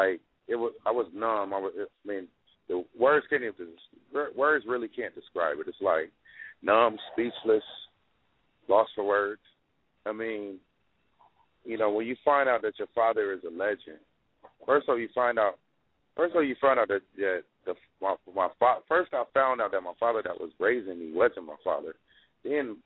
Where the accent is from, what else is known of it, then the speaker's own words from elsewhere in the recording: Compton, California, United States; I grew up in Compton, and I moved around a lot at a young age